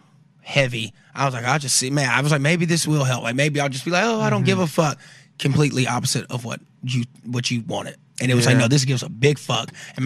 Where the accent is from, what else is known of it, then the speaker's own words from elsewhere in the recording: the South, United States; You know, I'm from the South.